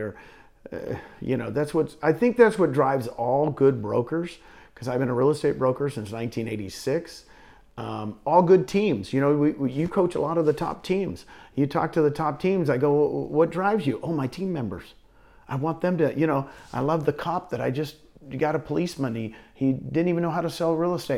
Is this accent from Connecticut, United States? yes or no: no; Phoenix, Arizona, United States; now in Puerto Rico; I grew up out in Phoenix area